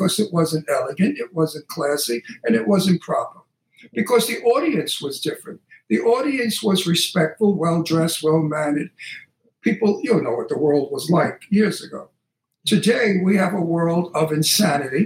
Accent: New York City, New York, United States; accent: Brooklyn; also born or lived in Long Island; now in Palm Springs, United States; as a child growing up in Brooklyn

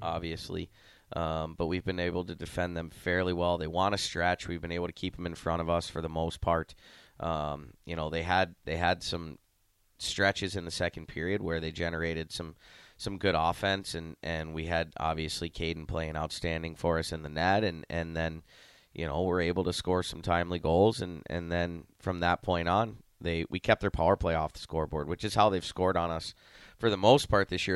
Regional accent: Ohio, United States; accent: Canadian; moved away as an adult; also born or lived in Amarillo, Texas; now in Lincoln, United States; I'm from Ohio

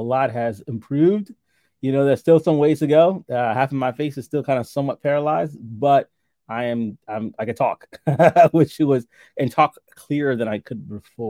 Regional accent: New York City, New York, United States; I have to acknowledge the fact that we are both native New Yorkers. I grew up and was born and raised in Brooklyn, New York, most of my life.

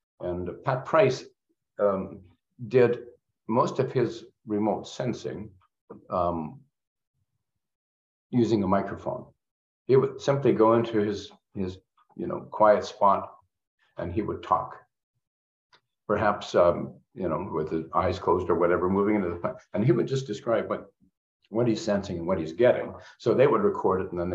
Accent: Canada; I'm Canadian

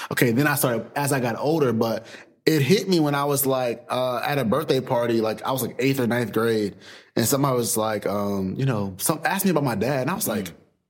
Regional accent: Greensboro, North Carolina, United States; a guy that came from North Carolina. I'm from Greensboro, small city.

